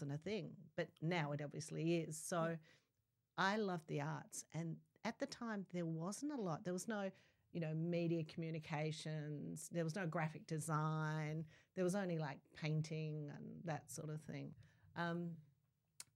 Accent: South Australia, Australia; I grew up in South Australia

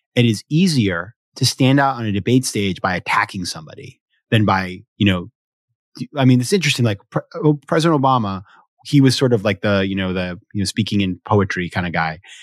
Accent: Maine, United States; moved away; also born or lived in New York City; I grew up in Maine, too

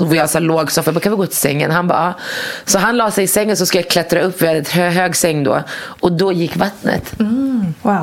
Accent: Morocco; now in Sweden; jag kommer från Marocko

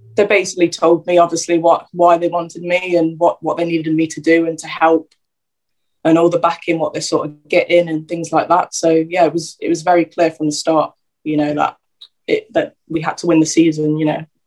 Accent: Derby, East Midlands, United Kingdom; also born or lived in London / Luton; where I sort of grew up uh, through secondary school years

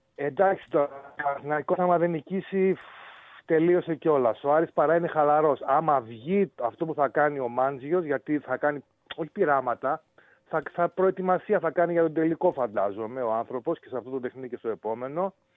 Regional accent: Thessaloniki, Central Macedonia, Greece; μεγαλώσαμε στη Θεσσαλονίκη όλοι

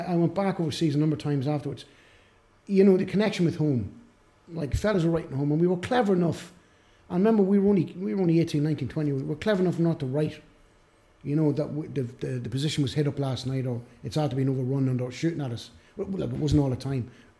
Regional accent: Ireland; we're Irish, and I'm half Italian

